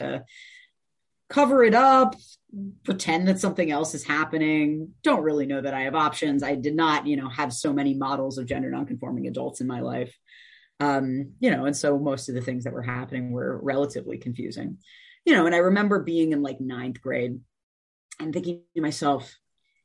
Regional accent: Evanston, Illinois, United States; also born or lived in West Rogers Park, Chicago; I grew up in Evanston, Illinois

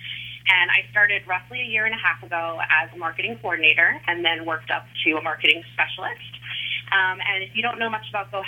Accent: Kings Park, New York, United States; I grew up in Kings Park in Long Island.

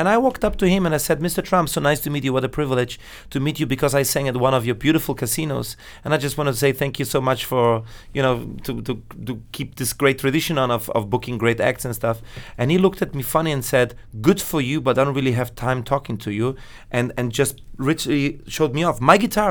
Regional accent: Italy; English is a second language; now in Vienna, Austria; my parents come from Naples, and I was born in Vienna, in Austria. {S0} Hmm. {S2} And I was raised the first 7 years of my life in Italy. Then I went to Vienna.

